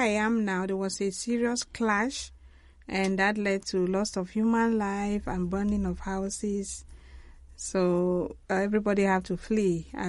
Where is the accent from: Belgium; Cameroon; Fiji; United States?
Cameroon; Mamfe Diocese, English part of Cameroon, Southwest Region; I'm from the English part of Cameroon, actually from Manfred Diocese.